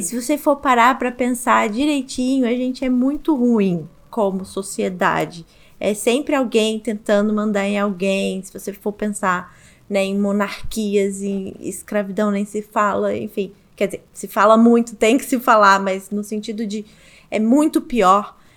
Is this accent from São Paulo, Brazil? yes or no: no; Rio de Janeiro, Brazil; Bem uma menininha de apartamento do Rio de Janeiro mesmo. E eu ficava ali no eixo, Zona Sul, Centro, Barra